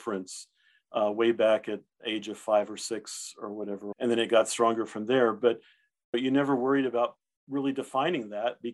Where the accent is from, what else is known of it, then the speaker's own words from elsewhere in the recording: South Texas, United States; first language German; English is a second language; also born or lived in Dallas, Texas; I grew up in a rural community in South Texas.